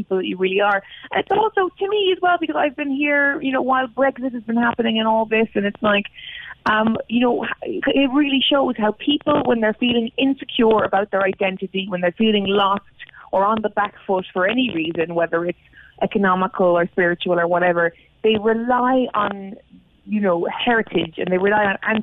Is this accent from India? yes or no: no; Cork, Munster, Ireland; moved away as an adult; now in London, United Kingdom; I'm from Cork, I've lived in London for almost 10 years